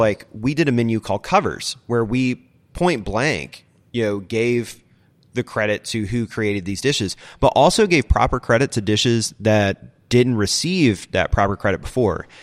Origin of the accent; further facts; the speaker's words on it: Charlotte, North Carolina, United States; moved away as an adult; also born or lived in Utah / Chicago; it's my hometown